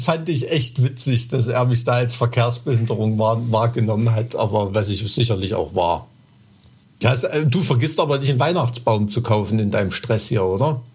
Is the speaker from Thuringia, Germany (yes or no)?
yes; Thuringia, Germany; als Thüringer, der ja so wirklich so an der Grenze zu, wo es langsam bergig wird, wohnt